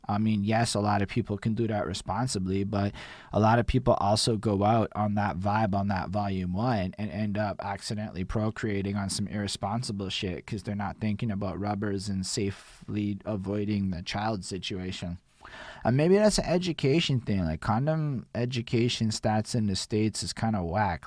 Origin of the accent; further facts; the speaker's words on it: Canada; as a Canadian